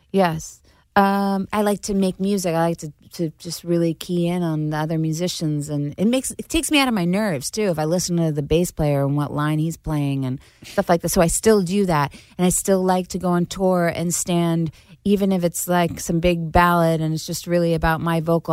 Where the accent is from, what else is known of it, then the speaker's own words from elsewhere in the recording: Syosset, New York, United States; accent: Long Island; I grew up in Syosset, Long uh, Island